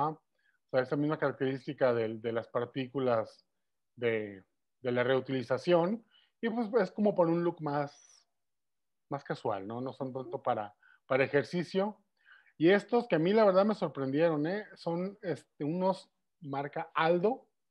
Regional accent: Guadalajara, Jalisco, Mexico; accent: tapatío; los mexicanos no tenemos acento, hablamos como en las películas.

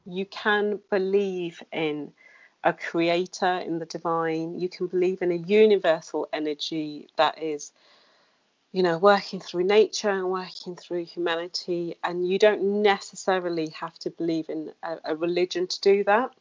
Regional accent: Wolverhampton, West Midlands, United Kingdom; now in London, United Kingdom; I grew up in the Wolverhampton

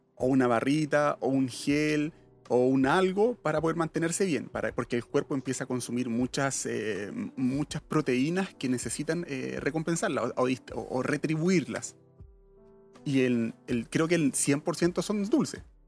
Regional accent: Santiago, Santiago Metropolitan Region, Chile; somos santiaguinos y vivimos en un sector céntrico

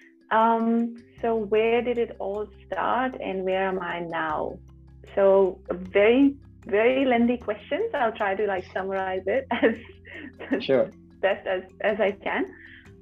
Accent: Udhampur, Jammu and Kashmir, India; moved away as an adult; now in Auckland, New Zealand; I am from Udhampur, which is a district. Well, now it's a union territory. There have been some changes, but when I was there physically, it was a district in Jammu and Kashmir, very close to Jammu.

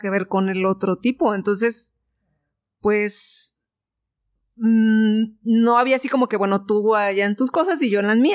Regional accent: Guanajuato, Mexico; Y entonces era así de, oh, es que venimos de Guanajuato.

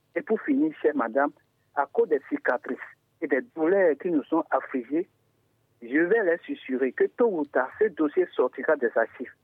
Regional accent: Adjarra Hounvè, Ouémé, Benin; now in Avrankou, Benin; je suis d'Adjara Ronvier et pour bien me situer, je suis actuellement dans la commune d'Avranco

